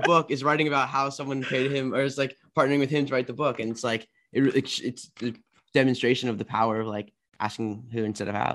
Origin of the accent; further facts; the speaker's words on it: Maryland, United States; I am from D C area. I'm from Maryland.